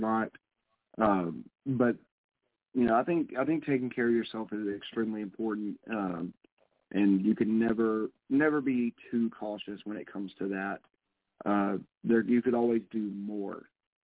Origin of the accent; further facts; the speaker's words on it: the South, United States; I'm from the South